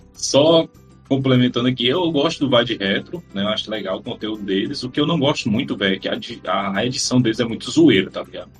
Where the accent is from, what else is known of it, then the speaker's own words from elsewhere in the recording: Ceará, Brazil; eu sou do Ceará